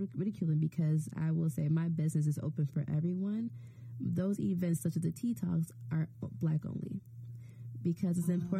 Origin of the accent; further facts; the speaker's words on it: Chicago, Illinois, United States; moved away as an adult; also born or lived in Evanston, Illinois; now in Providence, United States; I grew up in a Chicago public school system. We moved to the suburbs my sophomore year of high school, so I did my last 3 years of high school in Evanston Township, but I grew up, I'm from Chicago